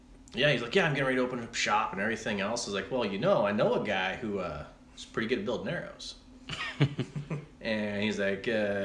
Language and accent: English; Oregon, United States; I'm originally from Oregon.